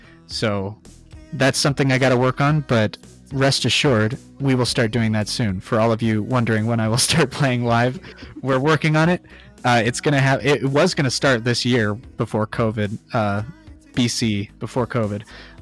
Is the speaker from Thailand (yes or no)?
yes; Thailand; because I grew up in Thailand, every summer we'd go back to the States, or every other year we'd go back to the States